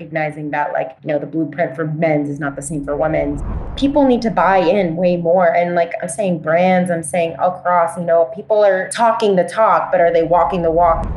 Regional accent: Puerto Rico; moved away; also born or lived in Florida; I grew up in Puerto Rico

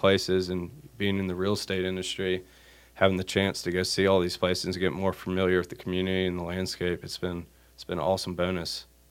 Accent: Wilmington, North Carolina, United States; moved away as an adult; growing up in Wilmington. it was an easy place to move back

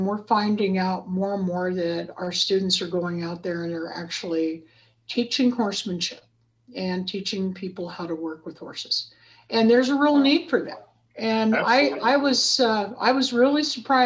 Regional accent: Tendoy, Idaho, United States; moved away as an adult; now in Dillon, Montana, United States; I grew up over the hill and we're in the southwest corner of Montana. And over the hill is, there's a little place in Idaho called Tendoy, Idaho. And I'm from Tendoy.

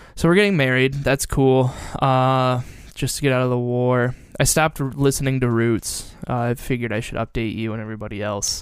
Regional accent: Perrysburg, Ohio, United States; growing up in Perrysburg, we had Fort Meggs

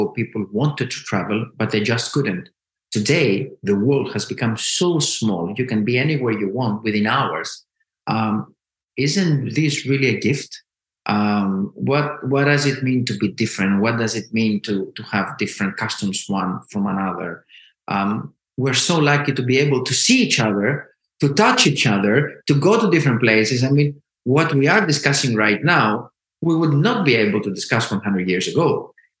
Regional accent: Athens, Attica, Greece; I was born and raised and lived in Athens

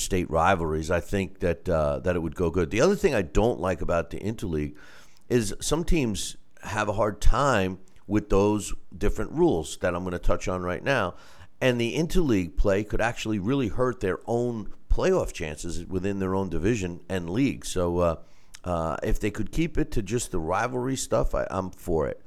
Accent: New York, United States; being a New Yorker

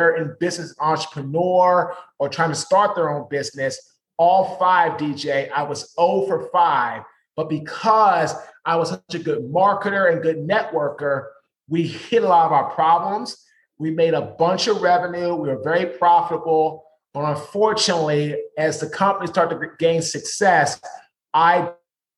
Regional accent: Washington, District of Columbia, United States; now in Raleigh, United States; I'm from Washington, D.C. I currently live in North Carolina, right outside of Raleigh

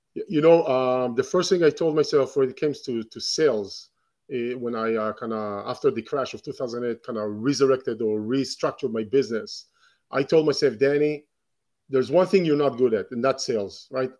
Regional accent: Israel; moved away; I was born in Israel, and grew up in Israel

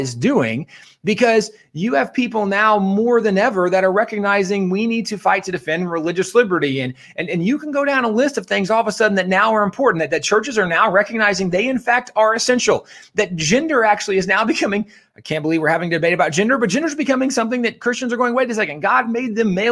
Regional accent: Texas, United States; I'm a Texan

